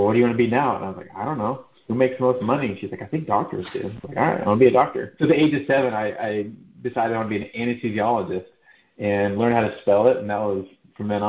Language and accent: English; Dallas, Texas, United States; moved away as an adult; also born or lived in Provo, Utah / Georgia; now in San Antonio, United States; I grew up in Dallas, a Texas boy